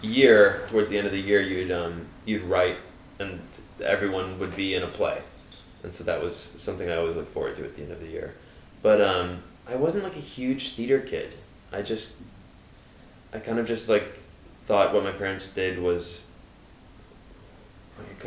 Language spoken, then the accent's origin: English; New York City, New York, United States; I grew up in the East Village